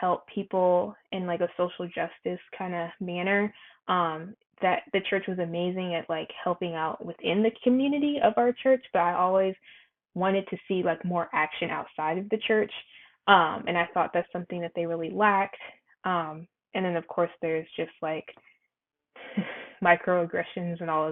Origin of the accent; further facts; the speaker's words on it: North Carolina, United States; I'm from North Carolina as well